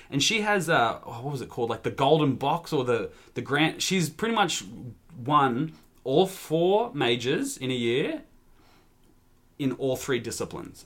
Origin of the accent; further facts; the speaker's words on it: Australia; as an Australian